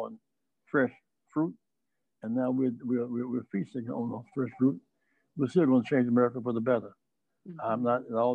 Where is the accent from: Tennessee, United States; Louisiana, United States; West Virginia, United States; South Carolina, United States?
South Carolina, United States; Greenville; I grew up in Greenville, South Carolina